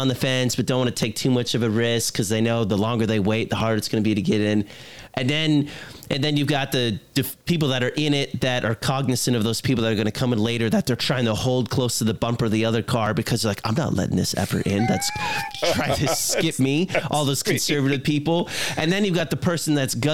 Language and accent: English; Virginia, United States; I grew up in Virginia